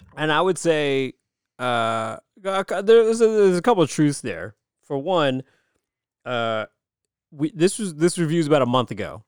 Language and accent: English; United States; I'm American